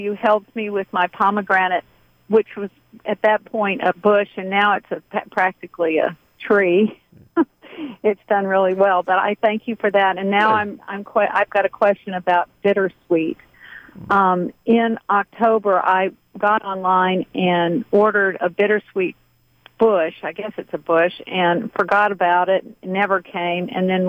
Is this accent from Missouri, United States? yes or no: yes; Missouri, United States; now in Georgia, United States; I grew up with it in Missouri.